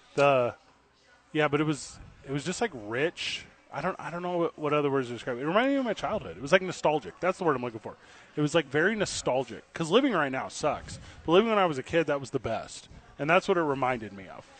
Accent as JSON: {"language": "English", "region": "Midwest", "country": "United States", "tie": "born or raised there", "moved": "yes", "said": "I grew up like in the Midwest"}